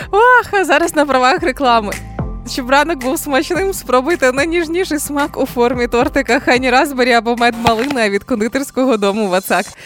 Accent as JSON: {"language": "Ukrainian", "town": "Mariupol", "region": "Donetsk Oblast", "country": "Ukraine", "moved": "as an adult", "lives_now": "Kyiv, Ukraine", "said": "з Маріуполя."}